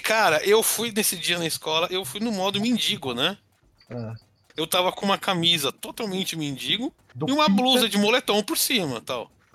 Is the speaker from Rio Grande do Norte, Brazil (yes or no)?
no; São Paulo, Brazil; Cresci na Zona Leste de São Paulo.